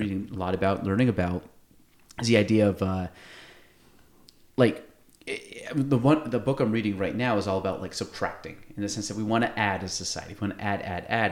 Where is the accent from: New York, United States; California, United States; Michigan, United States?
New York, United States; North Country; I grew up in the North Country